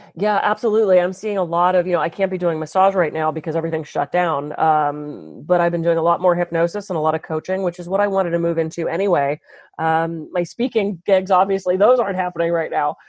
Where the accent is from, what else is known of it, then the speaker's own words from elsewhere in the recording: East Coast, United States; now in California, United States; I'm from the East Coast originally